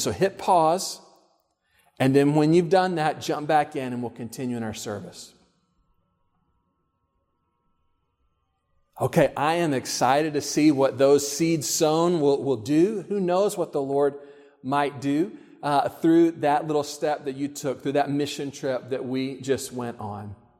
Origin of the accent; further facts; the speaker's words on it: Texas, United States; I grew up in Texas.